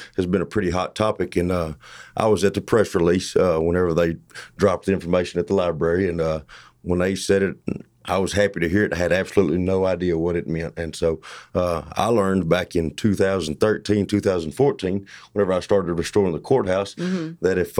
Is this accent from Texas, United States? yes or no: yes; Blooming Grove, Texas, United States; I'm from Blooming Grove.